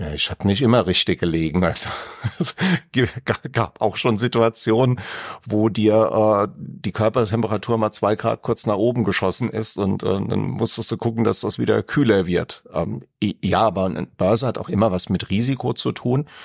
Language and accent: German; Aschaffenburg, Bavaria, Germany; ich komme ja aus Aschaffenburg und da war Frankfurt jetzt nicht weit